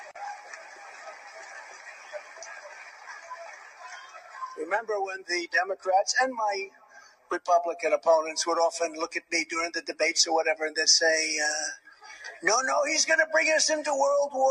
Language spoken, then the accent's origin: English; New York, United States; I was from New York.